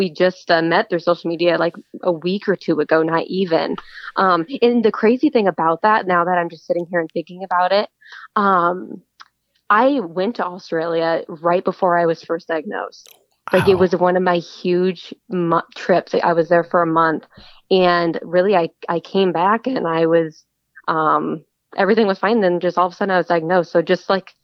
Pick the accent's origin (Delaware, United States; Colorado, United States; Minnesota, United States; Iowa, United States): Iowa, United States; Cedar Rapids; I was born and raised in Cedar Rapids, Iowa